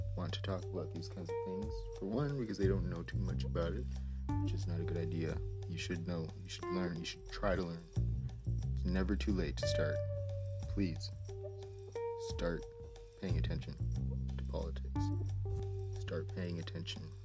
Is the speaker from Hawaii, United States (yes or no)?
yes; Hawaii, United States; now in California, United States; I was raised in Hawaii